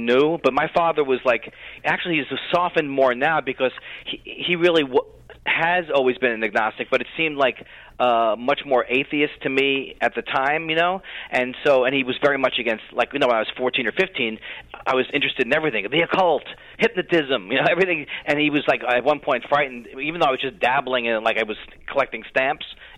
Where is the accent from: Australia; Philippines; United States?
United States; New York City, New York; I was raised in Queens, New York